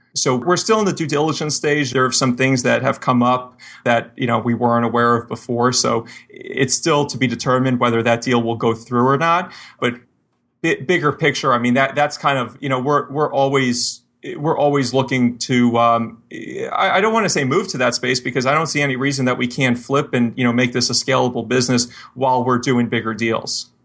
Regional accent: Miami, Florida, United States; moved away; I grew up, I grew up in Miami

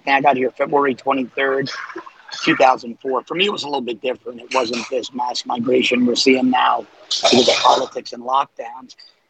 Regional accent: New York City, New York, United States; moved away as an adult; also born or lived in Manhattan; now in South Florida, United States; I grew up in Queens, on the top of the Bronx, lived in Manhattan, and I just wanted to change and fell in love with South Florida, and here I am, 18 years later.

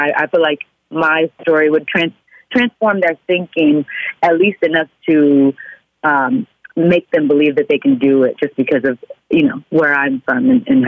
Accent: Oklahoma, United States; But hey, I'm from Oklahoma.

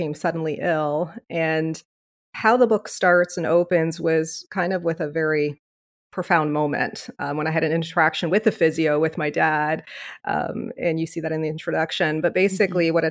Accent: Leamington, Ontario, Canada; moved away as an adult; now in Windsor, Canada; I was originally born and raised in Leamington, Ontario, which is about 45 minutes away from here.

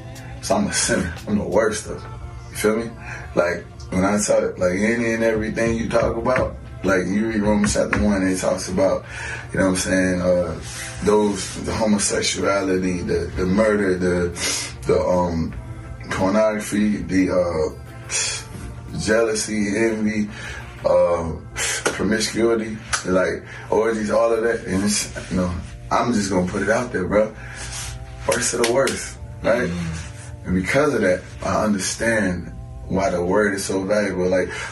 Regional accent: New Orleans, Louisiana, United States; So I'm from New Orleans, you heard me.

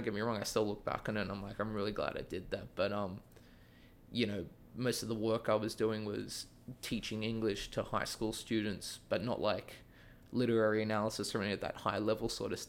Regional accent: Sydney, New South Wales, Australia; moved away as an adult; now in United States; I'm from Australia. I'm from Sydney. I grew up there, went to college there, and then as soon as I finished college, was kind of like, all right, let's go somewhere.

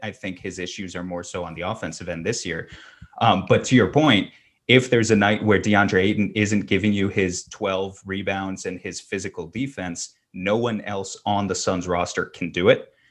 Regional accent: New York, United States; I grew up in New York and I'm still in New York

